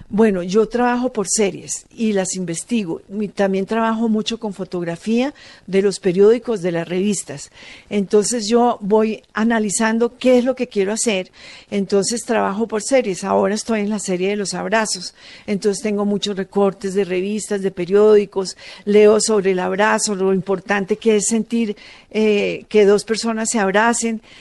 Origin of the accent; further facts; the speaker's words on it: Manizales, Caldas, Colombia; yo soy de Manizales y vengo de una zona donde las casas las pintan de todos los colores.